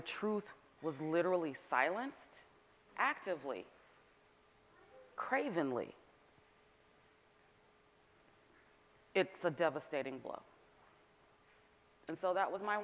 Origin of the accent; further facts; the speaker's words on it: Northern California, United States; also born or lived in Atlanta, Georgia; now in Massachusetts, United States; I'm from Northern California